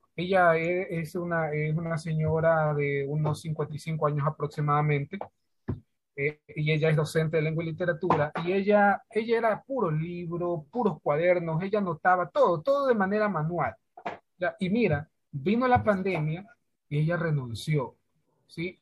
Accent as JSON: {"language": "Spanish", "region": "Santa Elena", "country": "Ecuador", "said": "de acá de la provincia de Santa Elena."}